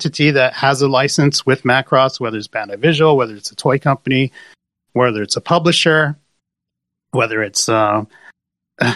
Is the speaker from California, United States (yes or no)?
yes; Southern California, United States; moved away as an adult; now in Japan; I'm originally from Southern California